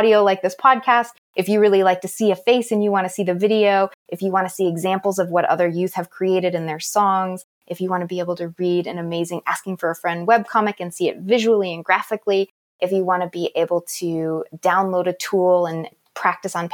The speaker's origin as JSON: {"language": "English", "area": "Navajo and Hopi reservation", "region": "Arizona", "country": "United States", "tie": "born or raised there", "said": "I grew up on the Navajo and Hopi reservation"}